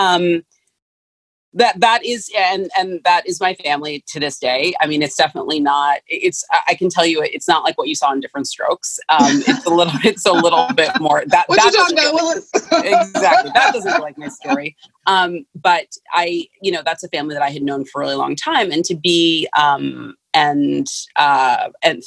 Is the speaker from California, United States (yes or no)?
yes; San Francisco, California, United States; I grew up in San Francisco. I was born and raised in San Francisco County